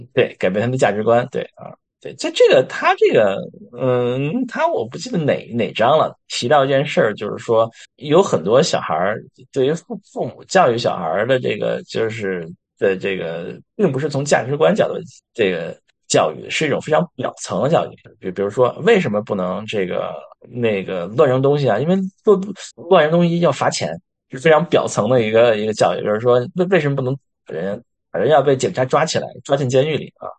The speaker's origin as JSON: {"language": "Chinese", "country": "China", "said": "我们中国人"}